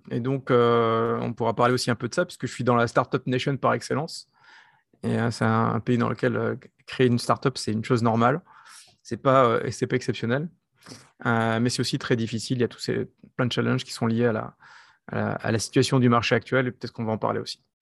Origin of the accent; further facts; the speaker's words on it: France; accent: French; moved away as an adult; also born or lived in United States; now in Israel; je suis français, comme vous entendez par, par mon accent, euh, mais j'ai une, carrière internationale, c'est-à-dire que très tôt, j'ai travaillé à l'étranger, dans, des pays européens, et puis après, je suis parti en Israël